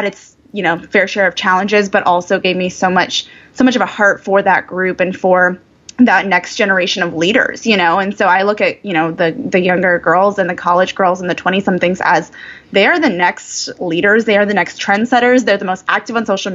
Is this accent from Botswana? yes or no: no; Indiana, United States; I grew up in the cornfields of Indiana